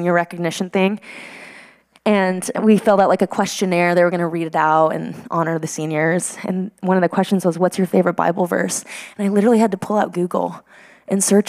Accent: Midland, Texas, United States; moved away as an adult; also born or lived in Denver, Colorado; this is where I'm from. This is Midland, Texas

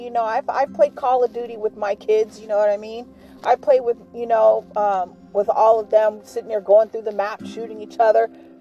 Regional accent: New York, United States; moved away; I'm from New York

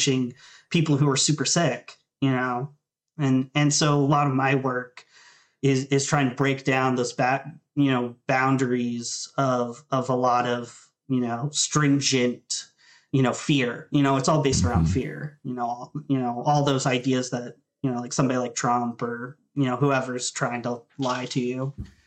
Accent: Thurmont, Maryland, United States; moved away as an adult; also born or lived in Baltimore, Maryland; I grew up in Thurmont, Maryland, which is right by like Harper's Ferry, West Virginia

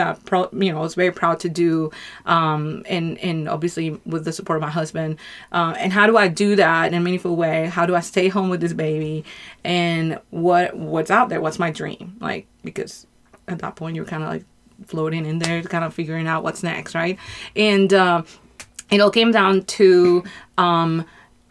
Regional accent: Colombia; now in United States; I'm from Colombia

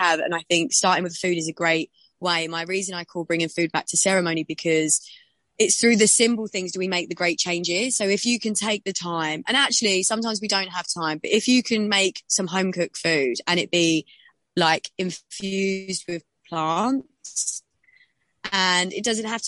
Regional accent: London, United Kingdom; I grew up in South London

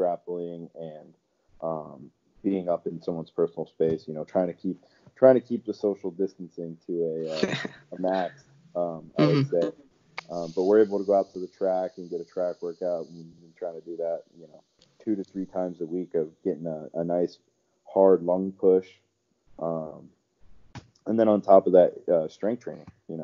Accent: Florida, United States; Was born and raised in Florida

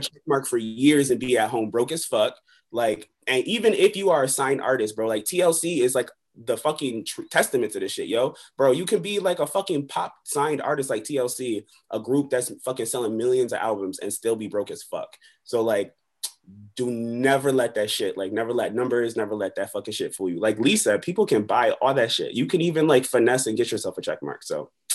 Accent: Buffalo, New York, United States; also born or lived in Long Beach, California; I'm from Long Beach, California, but I grew up in Buffalo, New York.

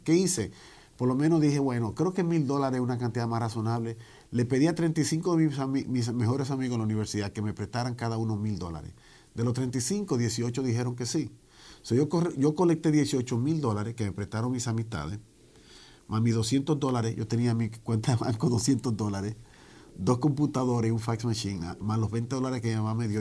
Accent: Santo Domingo, Distrito Nacional, Dominican Republic; also born or lived in Washington Heights, New York, United States; now in New York, United States; yo vine joven eh, a esta gran nación. Nací en la República Dominicana, en la capital.

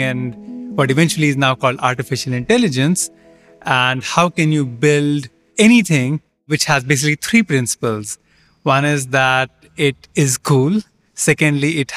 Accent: India; moved away; also born or lived in Canada / Pittsburgh, Pennsylvania, United States; I grew up in India

